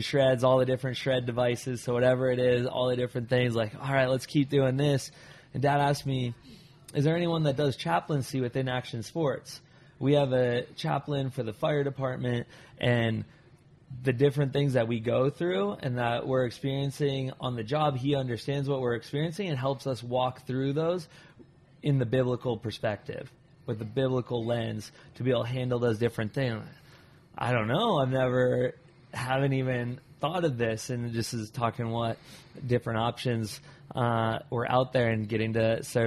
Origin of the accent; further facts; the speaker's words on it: Arizona, United States; still in Arizona, so born and raised in Arizona, so still in Arizona